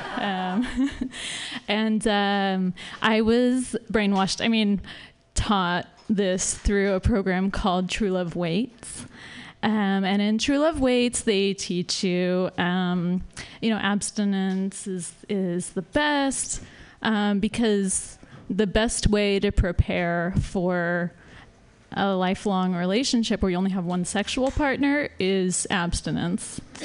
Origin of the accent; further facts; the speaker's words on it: the Bible Belt, the South, United States; moved away as an adult; now in San Francisco, United States; I'm from the Bible Belt.